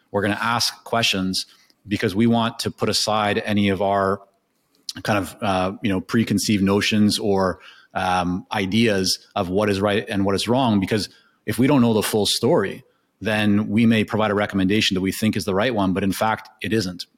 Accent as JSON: {"language": "English", "country": "Canada", "tie": "born or raised there", "also_born_or_lived": "Israel / Japan", "first_language": "Hebrew", "second_language": "English", "said": "I was born in, in Canada at the age of two. My parents took my sister and I to Israel, uh, and I was there until about six and a half, and then we came back to Canada. So, uh, my first language is Hebrew"}